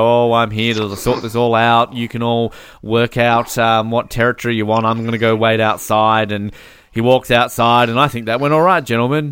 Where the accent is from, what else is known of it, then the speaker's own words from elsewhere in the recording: Australia; I'm Australian.